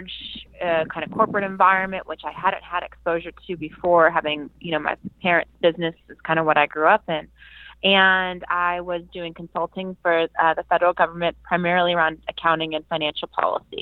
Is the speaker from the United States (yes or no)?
yes; Atlanta, Georgia, United States; moved away as an adult; also born or lived in Virginia; I grew up in the Atlanta area. I grew up in the suburbs of Atlanta